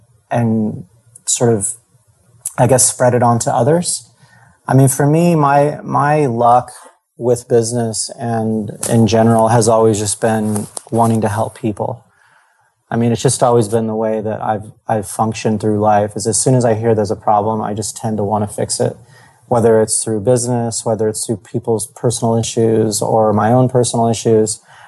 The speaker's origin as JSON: {"language": "English", "region": "East Coast", "country": "United States", "tie": "born or raised there", "lives_now": "California, United States", "said": "I grew up in the East Coast most of my life. My dad was in the military, so I lived all over the world."}